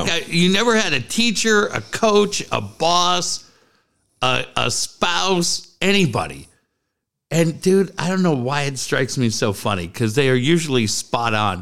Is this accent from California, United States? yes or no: yes; San Diego, California, United States; I'm from San Diego